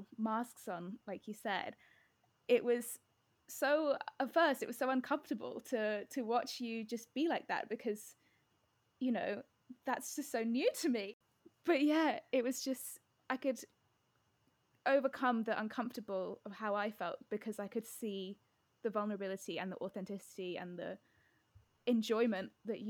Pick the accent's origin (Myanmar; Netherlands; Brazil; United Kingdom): United Kingdom; being British and being a woman